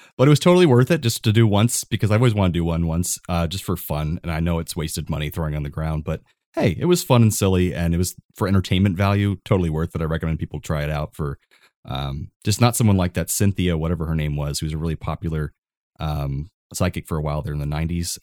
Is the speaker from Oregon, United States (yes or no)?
no; Florida, United States; I grew up here in Florida